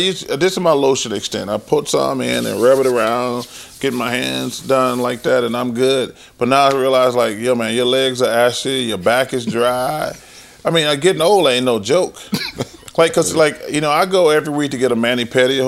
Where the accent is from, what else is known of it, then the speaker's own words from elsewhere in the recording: Leeds, Alabama, United States; moved away; growing up in Alabama